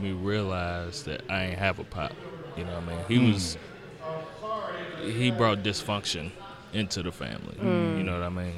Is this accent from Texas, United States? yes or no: no; Gary, Indiana, United States; moved away; I'm originally from Gary, Indiana